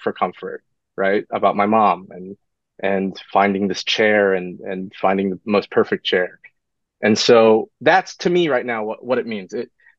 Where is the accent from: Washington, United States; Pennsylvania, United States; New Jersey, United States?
Washington, United States; Vancouver; now in Los Angeles, United States; I grew up in Vancouver, Washington